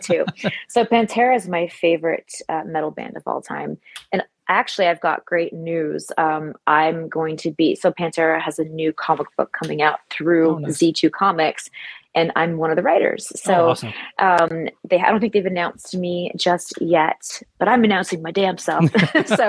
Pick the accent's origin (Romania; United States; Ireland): United States; Michigan; now in Los Angeles, United States; I grew up in Michigan.